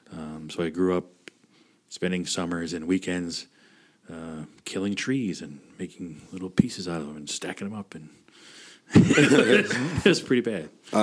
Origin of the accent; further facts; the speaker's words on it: New Hampshire, United States; I come from New Hampshire. My parents are Irish, Lithuanian, and French Canadian.